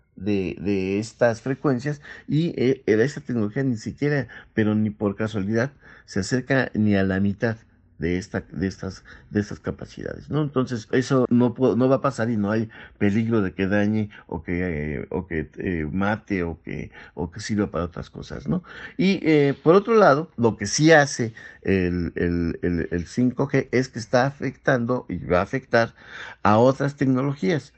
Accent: Mexico; nosotros como mexicanos

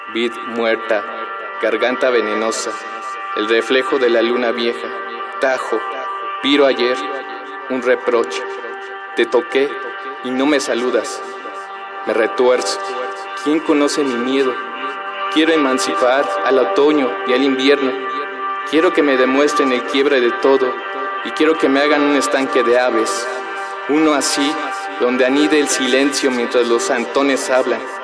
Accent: Mexico City, Mexico; nací y vivo en la Ciudad de México

